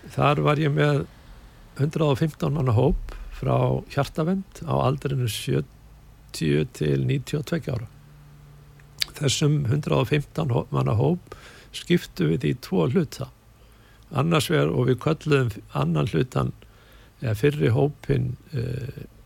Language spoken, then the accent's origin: Icelandic; Hafnarfjörður, Capital Region, Iceland; moved away as an adult; also born or lived in Cologne, Germany; byrjaði fljótlega að æfa í, hjá FH á sínum tíma bæði handbólta og hóbólta